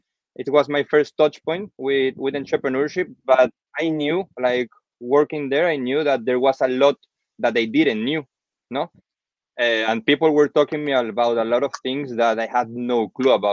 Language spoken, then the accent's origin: English; Venezuela; also born or lived in United States / Milan, Italy / Belgium; now in Spain; I'm from Venezuela.